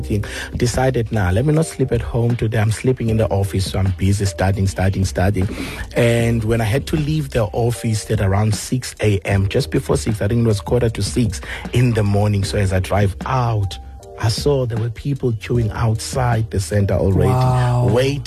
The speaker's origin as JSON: {"language": "English", "town": "Port Elizabeth", "region": "Eastern Cape", "country": "South Africa", "tie": "born or raised there", "said": "we are all from Missionvale"}